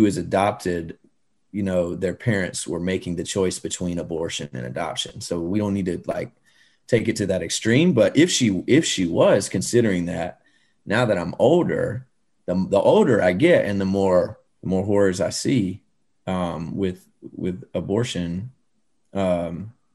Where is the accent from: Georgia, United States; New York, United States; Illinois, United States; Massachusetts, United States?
Georgia, United States; I grew up in Georgia.